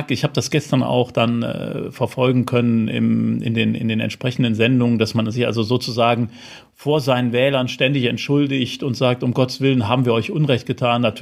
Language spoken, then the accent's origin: German; Rhineland, Germany; Jetzt bin ich Rheinländer, wie man ja weiß.